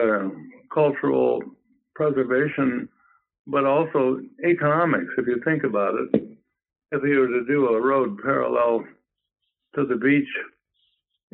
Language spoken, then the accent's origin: English; Illinois, United States; growing up in Illinois and knowing the American way